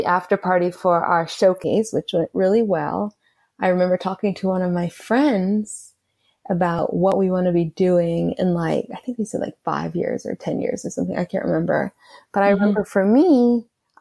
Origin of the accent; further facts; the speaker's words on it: Atlanta, Georgia, United States; I grew up in Atlanta